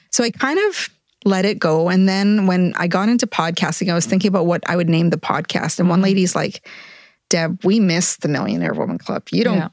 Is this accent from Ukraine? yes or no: no; Edmonton, Alberta, Canada; I am from Edmonton